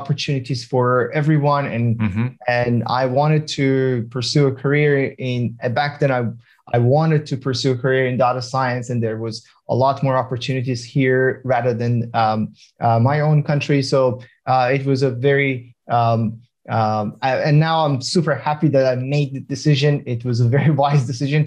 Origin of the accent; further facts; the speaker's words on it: Iran; moved away as an adult; now in Australia; I'm from Iran. I immigrated to Australia around 10 years ago